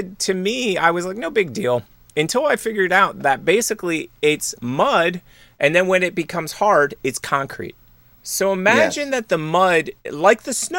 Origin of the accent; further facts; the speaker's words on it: Pennsylvania, United States; I grew up in Pennsylvania